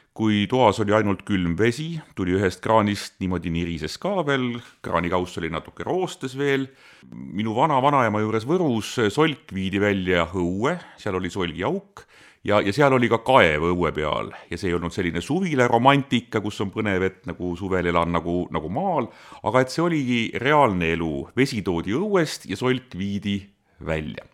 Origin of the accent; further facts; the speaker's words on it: Tallinn, Harju County, Estonia; mina kasvasin Mustamäe Panelkas, hiljem Õismäel